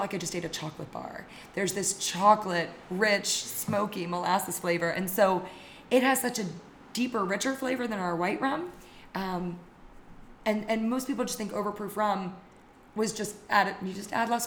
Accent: Maryland, United States; And I grew up in Maryland. I'm from here

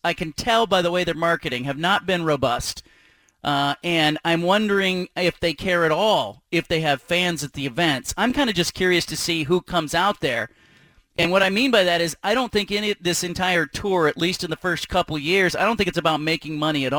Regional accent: Pacific Northwest, United States; we're from the Pacific Northwest

